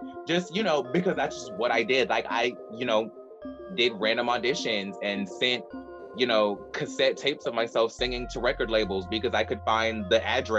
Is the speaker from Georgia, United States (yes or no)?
yes; Douglasville, Georgia, United States; In Douglasville, Georgia.